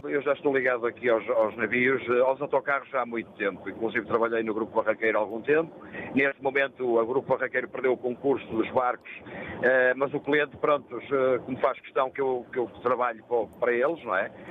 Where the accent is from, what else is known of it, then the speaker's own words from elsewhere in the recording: Porto, Norte, Portugal; Eu sou do meu Douro, ali muito pertinho da Foz do Douro